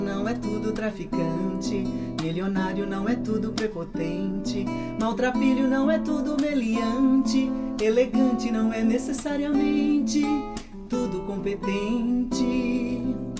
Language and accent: Portuguese; Capoeiras, Pernambuco, Brazil; Eu nasci numa cidadezinha que se chama Capoeira, lá em Pernambuco